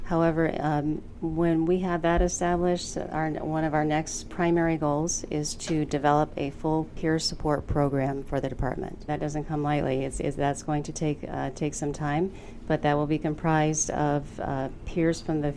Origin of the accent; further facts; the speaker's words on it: Florida, United States; now in Michigan, United States; Born and raised in Florida